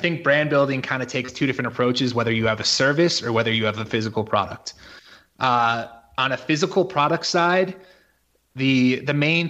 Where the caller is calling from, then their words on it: Mexico; And actually, I'm coming from Mexico right now on this call. This is where I live.